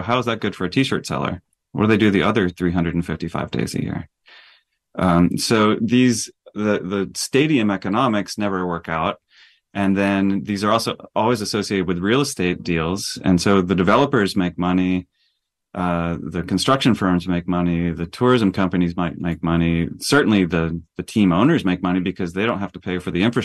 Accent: Texas, United States; also born or lived in Brazil; I grew up in Texas

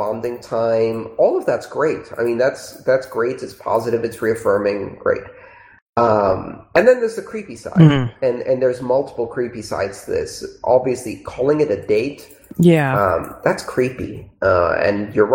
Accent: United Kingdom; I'm British

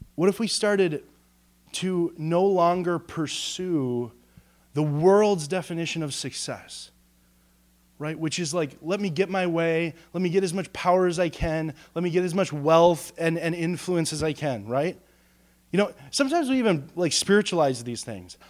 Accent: United States; us as American believers

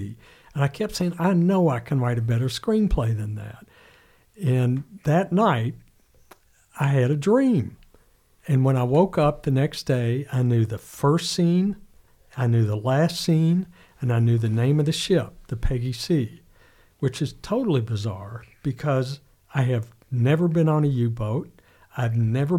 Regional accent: Lexington, Kentucky, United States; moved away; I grew up in Lexington and worked at the Herald Leader for a while and then, as you said, traveled all over the world

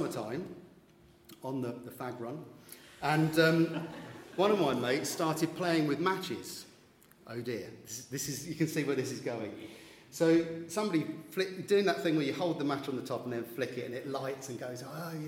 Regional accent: London, United Kingdom; growing up in East London, Essex borders, in Redbridge

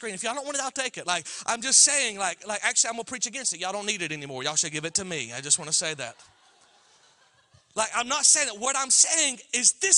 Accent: Alabama, United States; I'm from Alabama

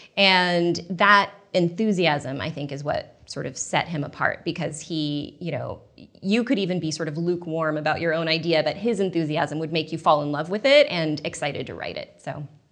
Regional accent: Portland, United States; moved away as an adult; I grew up in Portland, and, um, when I moved back there after college

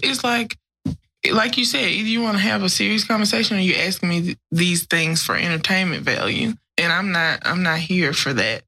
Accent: Grambling, Louisiana, United States; I grew up in Grambling, which is a college town

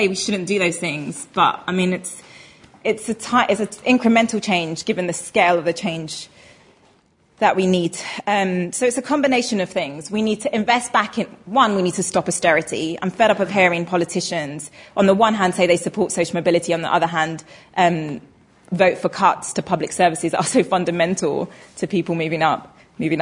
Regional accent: England, United Kingdom; I was born in England and not Pakistan

